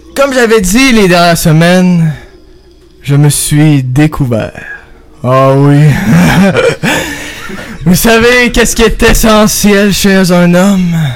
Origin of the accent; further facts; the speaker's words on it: Quebec, Canada; je suis, euh, né, euh, dans le pays du Québec et vive dans le pays du Québec